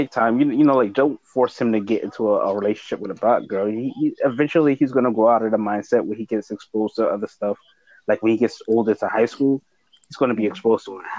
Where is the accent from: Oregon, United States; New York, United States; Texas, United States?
New York, United States; New York City; I grew up in Harlem during the crack era